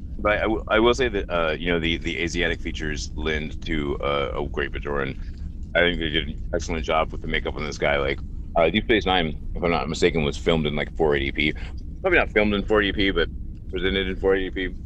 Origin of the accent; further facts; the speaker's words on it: Australia; I'm from Australia.